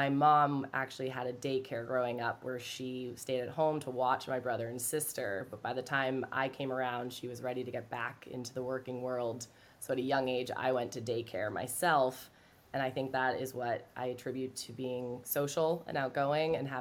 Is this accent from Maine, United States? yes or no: yes; Maine, United States; I grew up in Maine